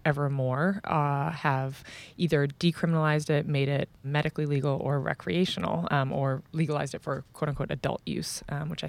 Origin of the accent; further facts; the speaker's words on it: Canada; as a Canadian